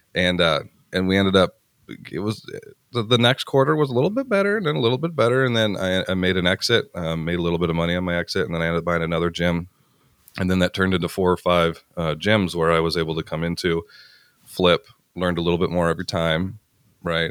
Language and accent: English; Canada; I grew up small town. I'm actually from Canada, I'm farm kid in Canada